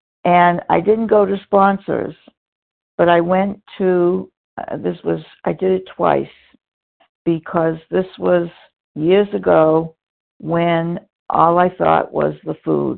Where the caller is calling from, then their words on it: Florida, United States; I'm calling from Florida right now